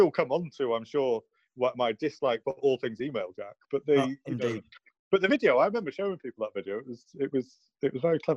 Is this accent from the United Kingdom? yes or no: yes; Wales, United Kingdom; But the I grew up in North Wales. Um, the the the northern half of North Wales, so an area that we like to call ourselves Wenglish